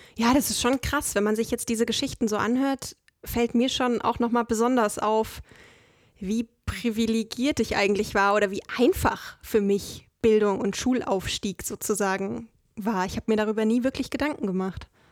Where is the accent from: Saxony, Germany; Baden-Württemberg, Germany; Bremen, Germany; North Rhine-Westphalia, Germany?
Saxony, Germany; Also ich komme aus Sachsen